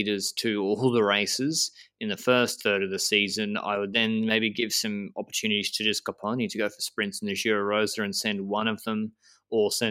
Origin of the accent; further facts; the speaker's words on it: Australia; also born or lived in Brisbane; now in Andorra; we're both Australian